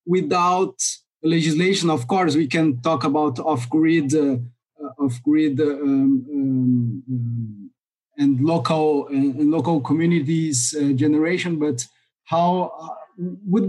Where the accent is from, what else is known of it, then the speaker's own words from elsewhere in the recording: Brazil; I'm from Brazil